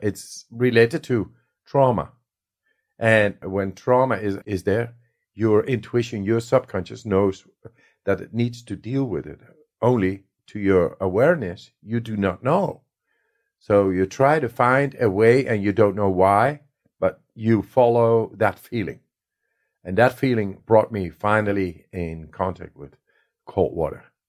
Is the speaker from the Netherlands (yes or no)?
yes; Netherlands; I come from the Netherlands